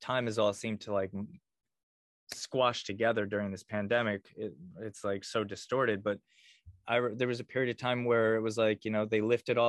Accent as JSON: {"language": "English", "region": "Connecticut", "country": "United States", "tie": "born or raised there", "moved": "as an adult", "lives_now": "Austin, United States", "said": "in Connecticut, my home state"}